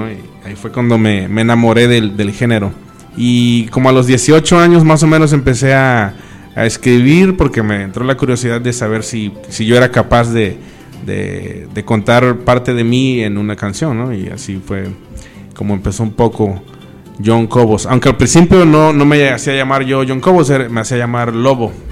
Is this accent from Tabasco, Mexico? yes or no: no; Veracruz, Mexico; Bueno, pues yo soy, bueno, no jarocho, pero sí del estado, ¿no? 100%. Eh, vine a vivir aquí a Cuatza hace ya muchos años